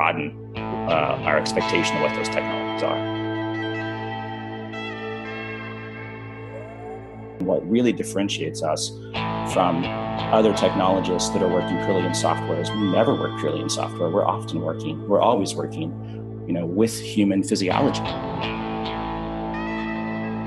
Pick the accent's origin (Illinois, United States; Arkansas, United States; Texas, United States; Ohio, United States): Arkansas, United States; I grew up in Arkansas.